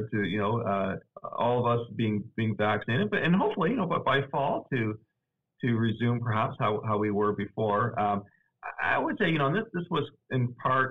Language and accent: English; Nova Scotia, Canada; also born or lived in Cincinnati, Ohio; now in Augusta, United States; I'm originally from Canada, actually. So this is a really nice winter compared to what I experienced growing up in Nova Scotia, Canada.